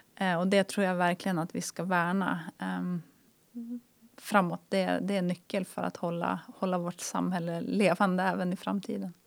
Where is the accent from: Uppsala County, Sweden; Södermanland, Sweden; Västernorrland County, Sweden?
Västernorrland County, Sweden; Härnösand; moved away as an adult; also born or lived in Luleå; Jag är uppvuxen i Härnösand.